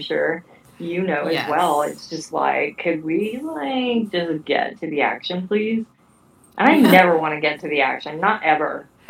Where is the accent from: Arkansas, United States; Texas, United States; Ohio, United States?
Arkansas, United States; Northwest; my hometown provides me such great material. It's just Northwest Arkansas weirdness.